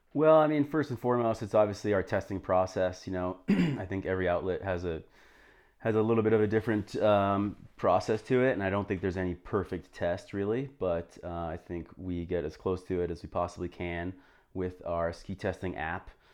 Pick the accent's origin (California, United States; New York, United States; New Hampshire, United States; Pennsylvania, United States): New Hampshire, United States; moved away as an adult; also born or lived in Vermont / Jackson, Wyoming / Boston; I grew up in New Hampshire